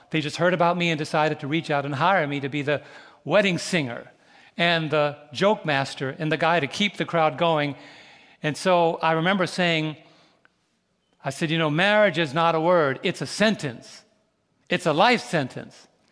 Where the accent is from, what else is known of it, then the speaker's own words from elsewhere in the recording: New York City, New York, United States; Growing up in New York City years ago